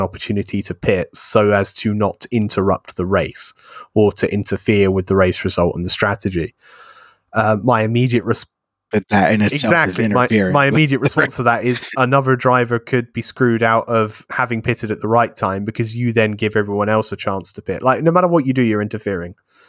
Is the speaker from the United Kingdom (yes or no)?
yes; United Kingdom; it's all right for me as a British IndyCar fan, because obviously we get that lumped in with Formula One.